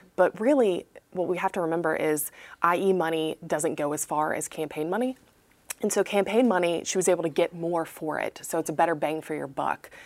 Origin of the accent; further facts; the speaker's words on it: Eastern North Carolina, United States; I'm from Eastern North Carolina